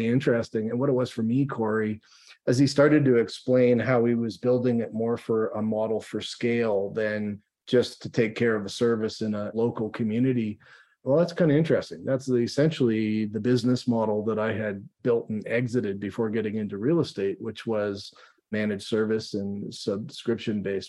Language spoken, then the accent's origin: English; Toronto, Ontario, Canada; moved away as an adult; now in Calgary, Canada; I grew up in the Toronto area